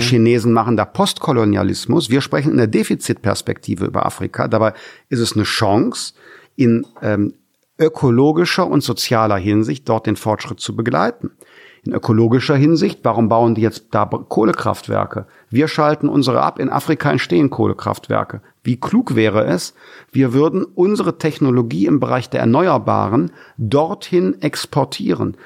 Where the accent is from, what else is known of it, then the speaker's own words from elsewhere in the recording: Germany; also born or lived in Wermelskirchen; wir Deutschen